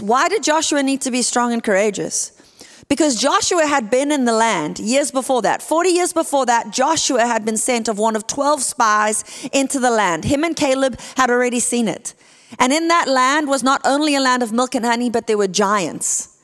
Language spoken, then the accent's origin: English; Port Elizabeth, Eastern Cape, South Africa; moved away as an adult; now in California, United States; I am from a place called Port Elizabeth, South Africa